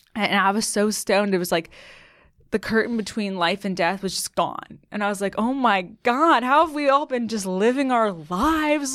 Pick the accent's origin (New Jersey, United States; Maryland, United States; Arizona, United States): Maryland, United States; Annapolis; moved away as an adult; also born or lived in Colorado; now in New York, United States; I grew up in Maryland, um, went to college in Colorado